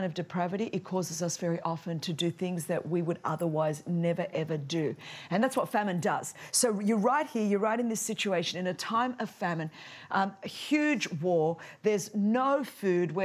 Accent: Sydney, New South Wales, Australia; I'm from the land down under, Sydney, Australia

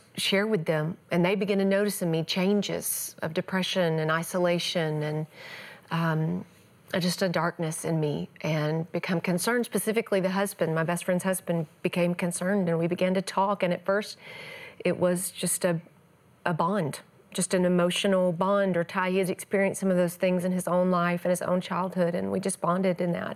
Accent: East Texas, United States; I grew up in the Bible Belt of the world, East Texas

